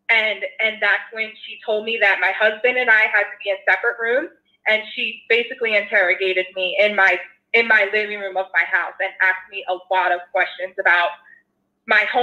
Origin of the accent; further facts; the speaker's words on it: Philadelphia, Pennsylvania, United States; now in Los Angeles, United States; So, so I'm originally from Philadelphia, actually, and I currently live in LA. I've been here about seven years